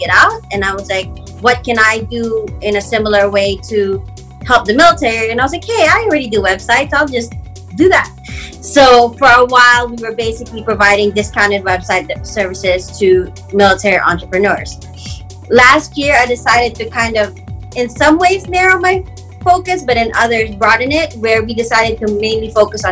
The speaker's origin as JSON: {"language": "English", "country": "Philippines", "moved": "yes", "lives_now": "Washington, D.C., United States", "said": "I'm originally from the Philippines"}